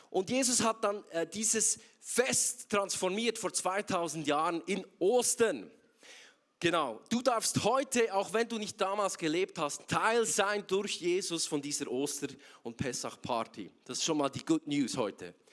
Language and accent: German; Zurich, Switzerland; Nicht, weil ich so ein krasser Typ bin aus Zürich, sondern weil Gott so mega krass ist.